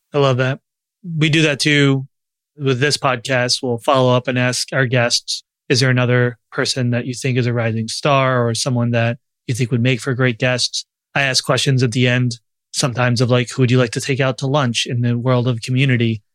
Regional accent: Long Island, New York, United States; I grew up Jewish. I struggled a lot with it in a town that was, had a ton of Jews in Long Island and New York

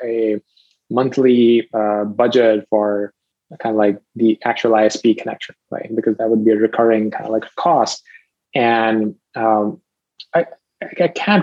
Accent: Rawalpindi, Punjab, Pakistan; moved away; I was a teenager. I was living in Pakistan, a pretty sleepy town even within Pakistan. It's called Rawalpindi.

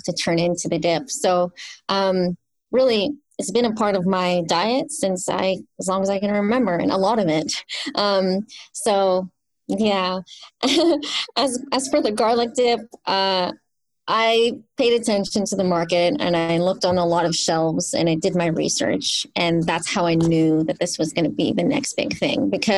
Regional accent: San Jose, California, United States; I grew up in South San Jose, and it was just 20 minutes north of Gilroy

